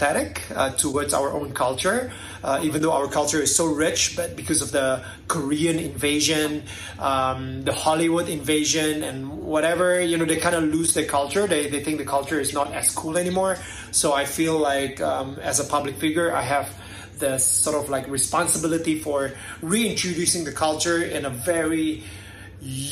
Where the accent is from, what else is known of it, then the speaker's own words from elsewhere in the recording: Jakarta, Indonesia; I'm from Indonesia.